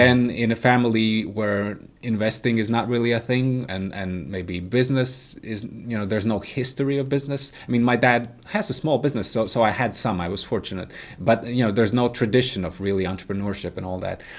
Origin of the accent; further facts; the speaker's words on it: Latvia; moved away as an adult; also born or lived in United States; I was raised, uh, in the Soviet Union, right? I, I was born in nineteen eighty-five, so, so, you know, I was born in Soviet Latvia.